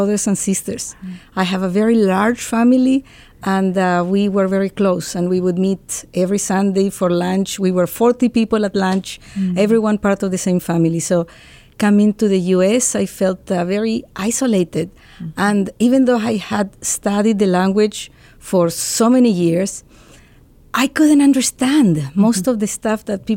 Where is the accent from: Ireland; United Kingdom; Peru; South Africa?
Peru; Lima; moved away as an adult; also born or lived in Oregon, United States; now in Ohio, United States; I was born and I grew up in Lima, Peru